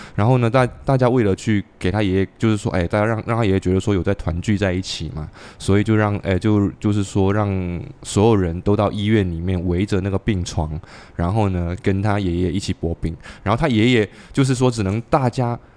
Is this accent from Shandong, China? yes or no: no; Xiamen, Fujian, China; 我是厦门人